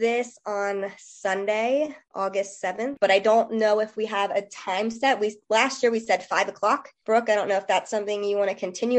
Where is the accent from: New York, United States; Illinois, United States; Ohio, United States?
Ohio, United States; Harrison; moved away as an adult; now in Franklin County, Indiana, United States; I am a Harrison native. I was born and raised in Harrison.